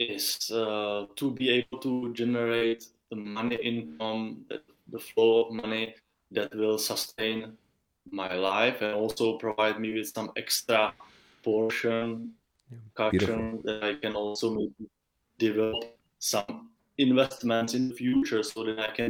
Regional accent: Czechia; I'm from Czech Republic, which is a small, tiny country in the heart of Europe.

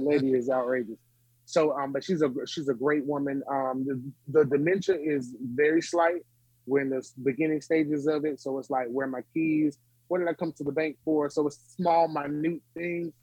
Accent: Smithfield, North Carolina, United States; I was born and raised in Smithfield, North Carolina

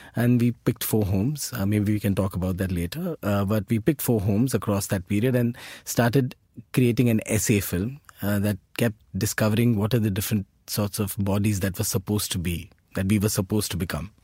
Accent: India; our identities as Indian citizens are shaped

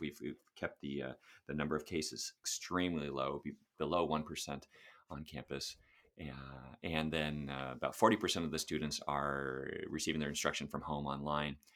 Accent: Sacramento, California, United States; also born or lived in Santa Monica / Los Angeles; I was born in Santa Monica, lived in Los Angeles for four years, and then we moved to Sacramento when I was four, so that's where I did all of my public education

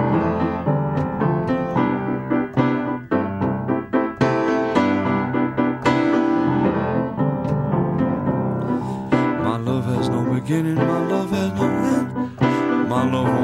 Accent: St. Louis, Missouri, United States; I was introduced to gospel music growing up in St. Louis

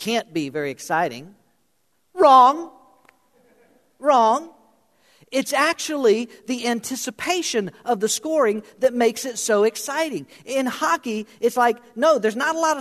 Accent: South Florida, United States; moved away; I grew up in South Florida. Not a lot of ice hockey in South Florida when I was growing up

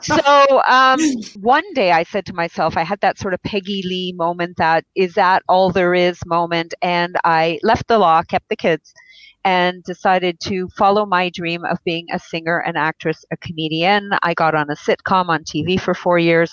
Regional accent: Israel; I was born in Israel

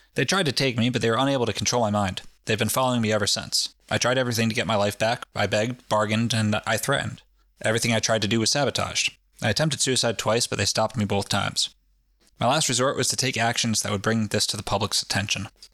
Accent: New England, United States; we're from New England, where everyone's fucking jaded about everything.

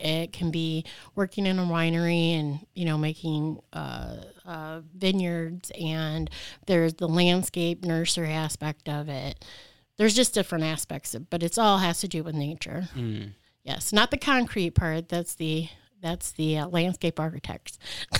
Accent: Leslie, Michigan, United States; I actually grew up in a small town south of Lansing, in Leslie. So yes, I am originally from Michigan in the Lansing area.

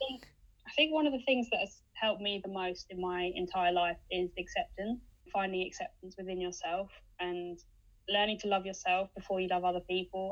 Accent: United Kingdom; It just sums us up as British people

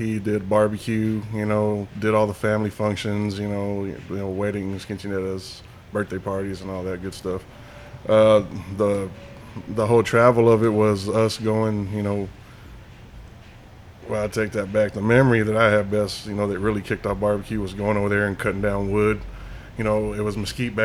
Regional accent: Slaton, Texas, United States; I'm born and raised here in Slayton

